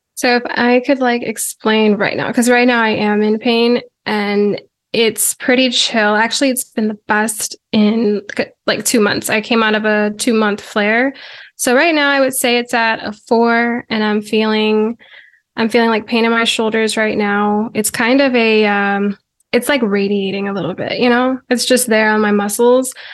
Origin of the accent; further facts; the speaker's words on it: Virginia, United States; born and raised in Virginia